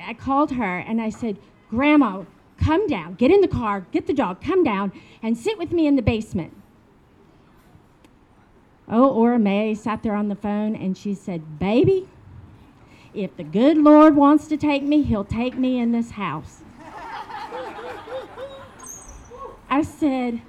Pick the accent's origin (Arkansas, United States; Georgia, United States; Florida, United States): Arkansas, United States; Little Rock; accent: southern; now in Shenzhen, China; I grew up in Little Rock, Arkansas